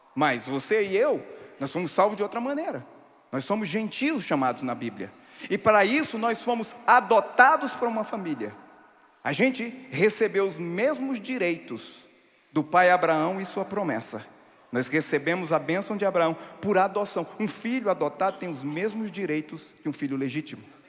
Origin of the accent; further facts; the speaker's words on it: sertão of Pernambuco, Brazil; onde eu nasci no sertão de Pernambuco